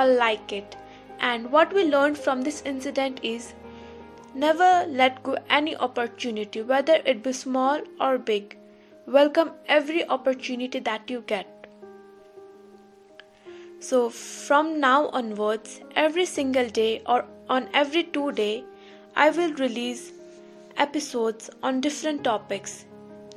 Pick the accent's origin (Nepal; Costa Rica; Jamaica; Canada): Nepal; Kathmandu, Bagmati; from Kathmandu, Nepal. I am a student of bachelor's.